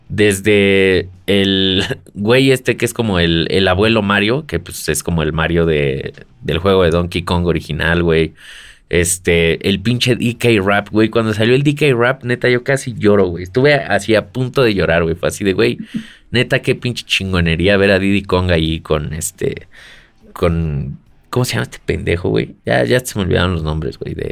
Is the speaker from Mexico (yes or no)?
yes; Mexico; Yo soy mexicano